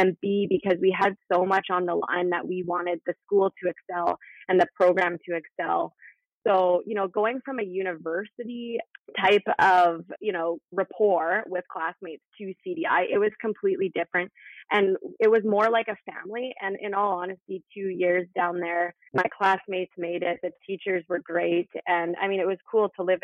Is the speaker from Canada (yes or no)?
yes; Prince George, British Columbia, Canada; moved away as an adult; I made the jump back home. I'm from Prince George, so it was nice to be able to come back here